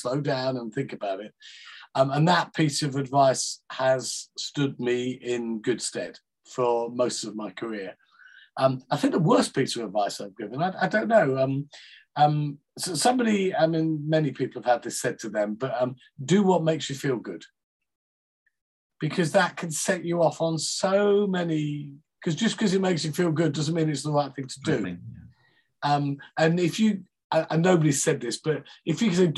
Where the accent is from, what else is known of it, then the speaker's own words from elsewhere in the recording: Liverpool, North West England, United Kingdom; now in near London, United Kingdom; I was born in Liverpool. I now live near London